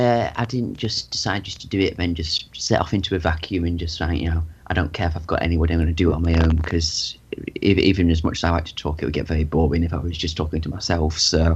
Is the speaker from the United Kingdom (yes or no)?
yes; East Midlands, United Kingdom; now in Lancashire, United Kingdom; I'm from Lancashire, in England. Up northwest, all over the place, actually. From Derbyshire, originally.